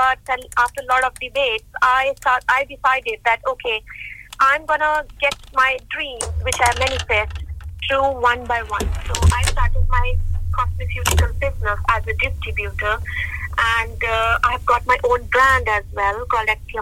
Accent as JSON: {"language": "English", "town": "Jalandhar", "region": "Punjab", "country": "India", "tie": "born or raised there", "moved": "as an adult", "lives_now": "United Kingdom", "said": "I'm born and brought up in India, beautiful state Punjab and beautiful city called Jalandhar."}